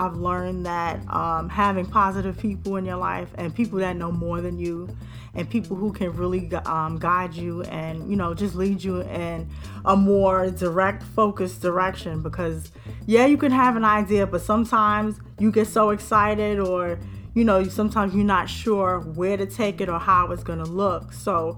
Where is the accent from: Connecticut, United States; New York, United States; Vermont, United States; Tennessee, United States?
New York, United States; New York City; I'm from the Bronx, born and raised